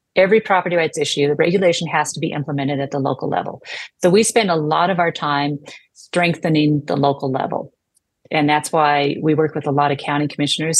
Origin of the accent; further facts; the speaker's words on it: United States; as an American